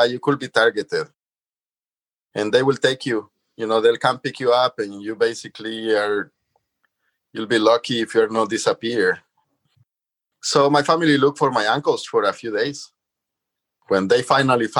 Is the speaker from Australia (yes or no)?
no; San Salvador, El Salvador; moved away; I lived in the suburbs of San Salvador, and there was still a lot of green spaces for me to go play